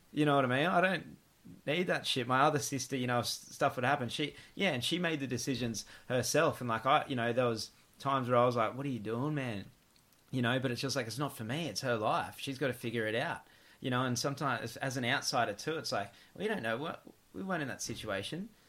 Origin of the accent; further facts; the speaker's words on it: Gold Coast, Queensland, Australia; growing up in the Gold Coast